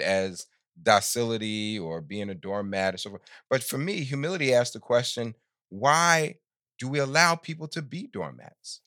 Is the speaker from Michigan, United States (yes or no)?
no; New York, United States; I grew up in New York in the sixties